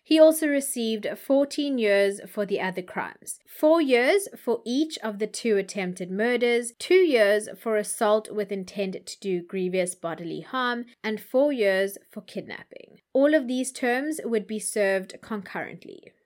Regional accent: South Africa; as a South African

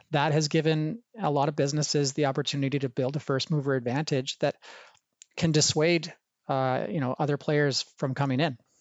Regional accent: Banff, Alberta, Canada; growing up in the, the heart of the Rocky Mountains in a, a small town called Banff, Alberta

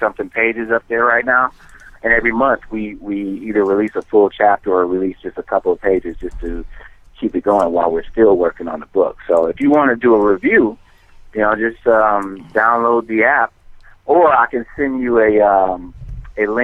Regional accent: Wisconsin, United States; now in New Jersey, United States; I'm from Wisconsin originally.

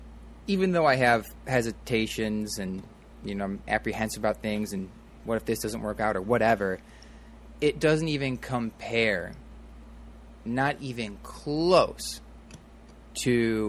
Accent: Midwest, United States; now in Los Angeles, United States; growing up in the Midwest

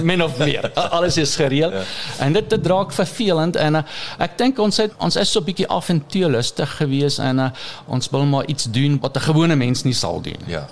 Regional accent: 100 km east of Munich, Bavaria, Germany; Afrikaans is a second language; moved away as an adult; now in Orania, South Africa; Ons kom van die suide van Duitsland. 100 km in die ooste van München. Ons het daar groot geraak

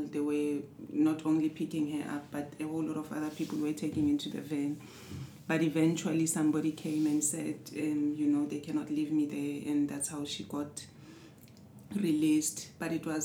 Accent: Johannesburg, Gauteng, South Africa; I was born in South Africa, Johannesburg, Soweto. Um, the third child.

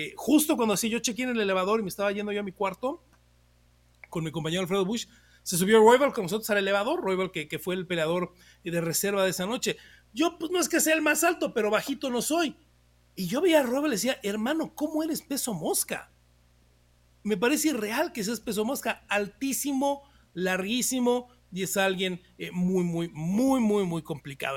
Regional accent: Mexico; soy mexicano

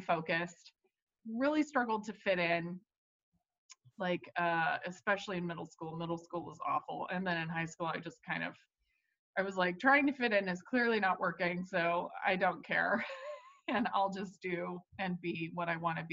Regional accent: Georgia, United States; also born or lived in New York; now in Los Angeles, United States; I grew up in the South. I grew up in Georgia

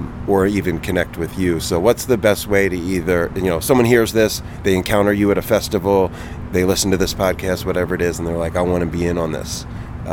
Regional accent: East Coast, United States; also born or lived in New York; I'm from the East Coast.

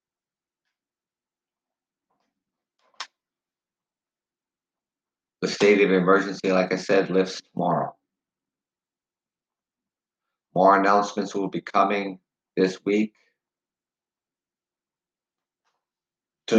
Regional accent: Canada; we are Canadian

